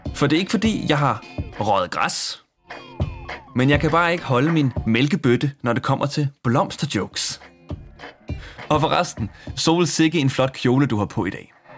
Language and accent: Danish; Smørum, Capital Region of Denmark, Denmark; jeg har gået mange ture i min hjemby Smørum på det seneste, som er en hyggelig forstad uden for København